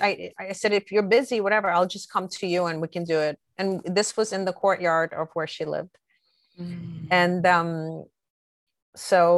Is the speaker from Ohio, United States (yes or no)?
no; New York City, New York, United States; a dear friend that I grew up with in Brooklyn